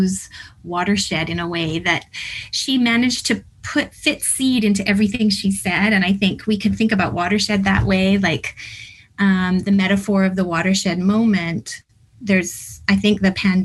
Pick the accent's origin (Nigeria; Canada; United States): Canada; Sherwood Park, Alberta; moved away; I grew up partly in Sherwood Park outside of Edmonton